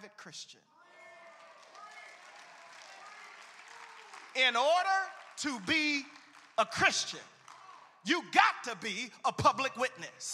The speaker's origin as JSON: {"language": "English", "town": "Chicago", "region": "Illinois", "country": "United States", "said": "I'm from Chicago"}